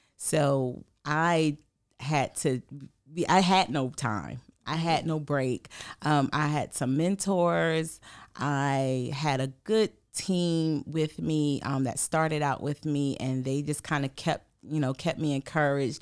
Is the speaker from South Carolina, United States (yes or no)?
yes; St. Matthews, South Carolina, United States; moved away as an adult; also born or lived in Rock Hill, South Carolina; now in Columbia, United States; I'm originally from Saint Matthew, so that's about forty minutes away from here